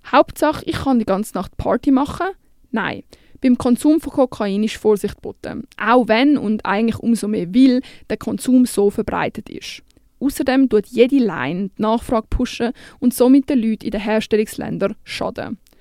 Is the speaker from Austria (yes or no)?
no; Switzerland; bei uns in der Schweiz